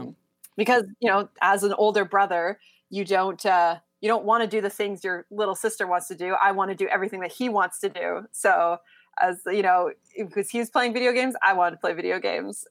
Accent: Canada; as a Canadian

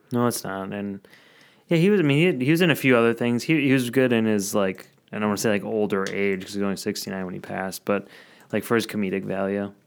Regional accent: Madison, Wisconsin, United States; my hometown, Madison

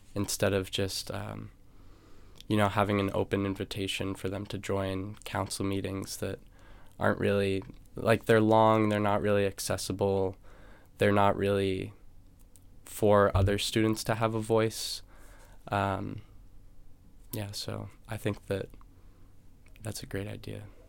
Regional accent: New Hampshire, United States; moved away as an adult; now in Los Angeles, United States; I'm from New Hampshire, and I went to a high school with six hundred students.

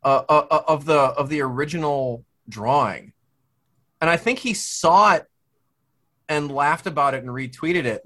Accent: Midwest, United States; moved away; I'm from the Midwest originally.

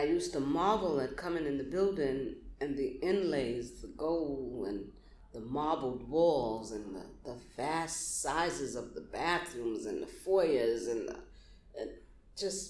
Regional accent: New York City, New York, United States; I'm proud of being a Brooklynite

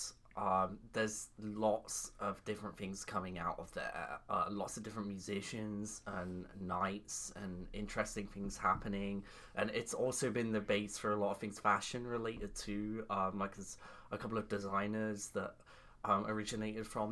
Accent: Nottingham, East Midlands, United Kingdom; I grew up in Nottingham, which is like located in the middle of England

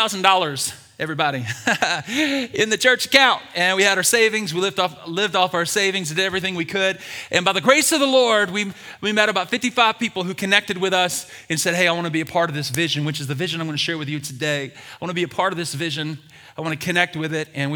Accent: Birmingham, Alabama, United States; I was born and raised in Birmingham, Alabama.

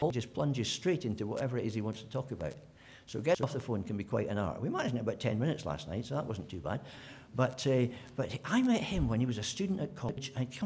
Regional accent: Scotland, United Kingdom; being a Scot

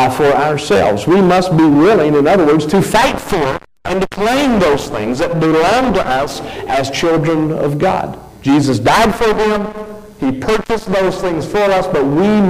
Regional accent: United States

